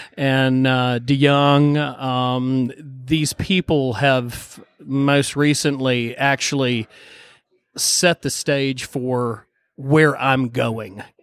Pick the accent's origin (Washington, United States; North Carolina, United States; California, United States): North Carolina, United States; Boone; I grew, I grew, up in Boone, born and raised in Boone, North Carolina